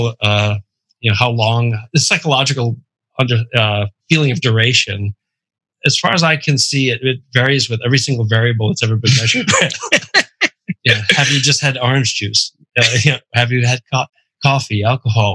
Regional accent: Providence, Rhode Island, United States; I'm from Rhode Island.

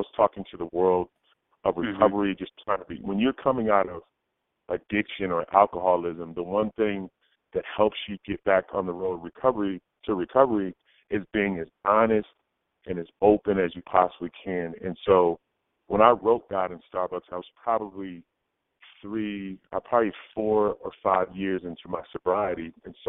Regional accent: New England, United States; I'm from New England.

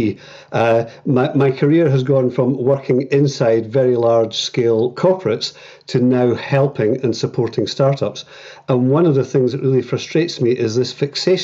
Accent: Edinburgh, Scotland, United Kingdom; moved away as an adult; now in Northern Ireland, United Kingdom; I was born in Edinburgh and lived there most of my life, but moved to Northern Ireland 12 years ago

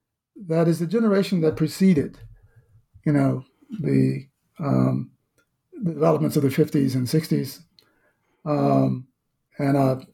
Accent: the South, United States; certainly my own experience growing up in the South in the mid-1950s

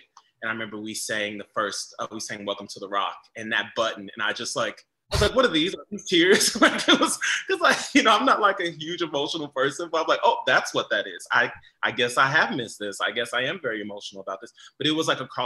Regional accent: United States; moved away

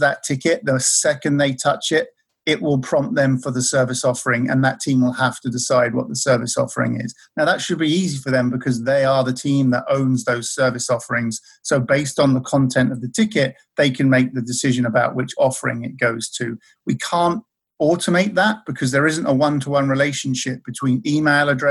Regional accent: Maldon, East of England, United Kingdom; moved away; the town where I'm from in the UK

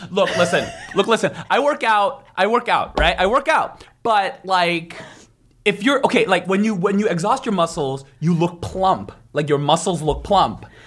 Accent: San Francisco, California, United States; also born or lived in Korea; San Francisco

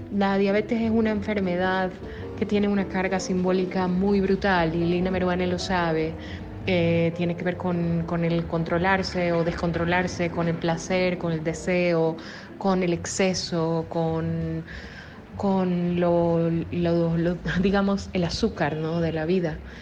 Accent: Ecuador; soy escritora soy de Ecuador

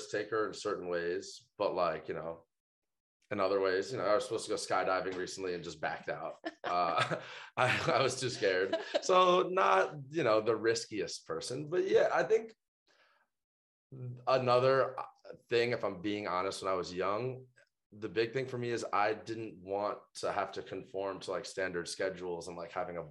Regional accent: New York City, New York, United States; moved away as an adult; now in Las Vegas, United States; I grew up in Brooklyn, New York

